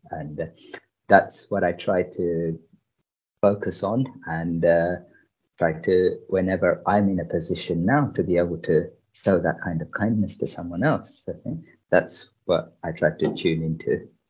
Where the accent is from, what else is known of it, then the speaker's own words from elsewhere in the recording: London, United Kingdom; also born or lived in Sri Lanka / Germany; I was born in Sri Lanka. Okay. And I don't really know Sri Lanka because I was small baby, but there was a civil war going on there. So my parents emigrated, okay? And we went to Germany first, okay? And spent up until about 10 years in Germany. And then we moved to London.